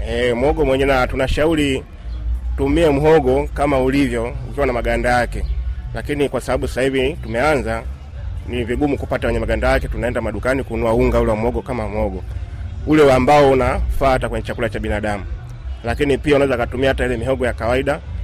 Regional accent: Dar es Salaam, Tanzania; kule kwetu Dar es

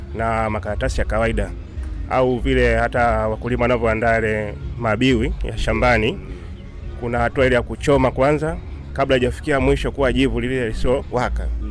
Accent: Dar es Salaam, Tanzania; kule kwetu Dar es Salaam

